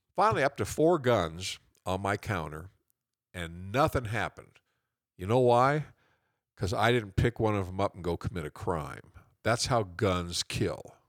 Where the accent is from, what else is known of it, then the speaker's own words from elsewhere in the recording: Norwalk, United States; my hometown, Norwalk